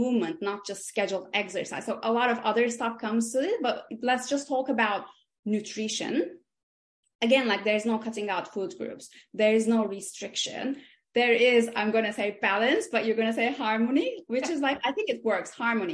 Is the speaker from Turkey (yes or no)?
yes; İzmir, Turkey; moved away as an adult; also born or lived in Istanbul, Turkey; now in London, United Kingdom; originally I was born and raised and grew up in Izmir, which is like the west coast of Turkey